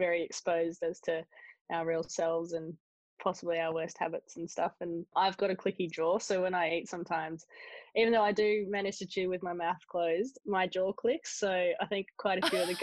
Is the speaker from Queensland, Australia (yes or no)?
no; Sydney, New South Wales, Australia; I grew up in Sydney, pretty standard Aussie family, really.